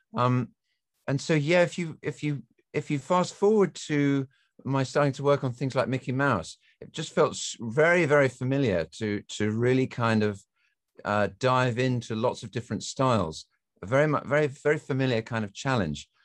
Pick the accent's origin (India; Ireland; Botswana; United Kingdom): United Kingdom; England; moved away; I grew up in England, as you can tell from my accent